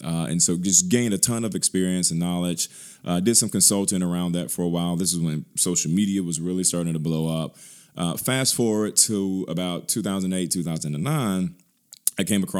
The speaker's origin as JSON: {"language": "English", "town": "Birmingham", "region": "Alabama", "country": "United States", "tie": "born or raised there", "said": "Born and bred, product of Birmingham. I grew up on the West Side for a few years, moved all over Birmingham, Homewood area, Lakeshore, Hoover, you name it."}